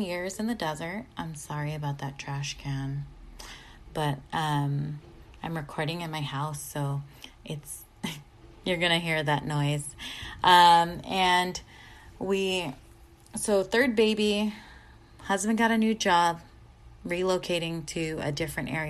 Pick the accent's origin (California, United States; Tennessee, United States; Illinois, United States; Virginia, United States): California, United States; San Diego; moved away as an adult; now in Orange County, United States; I'm not from here. I'm originally from San Diego